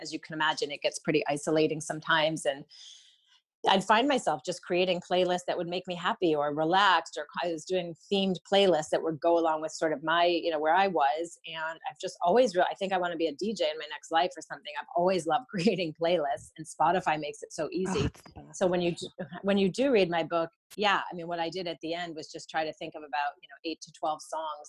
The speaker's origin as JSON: {"language": "English", "town": "Rochester", "region": "New York", "country": "United States", "tie": "born or raised there", "said": "I grew up in Rochester"}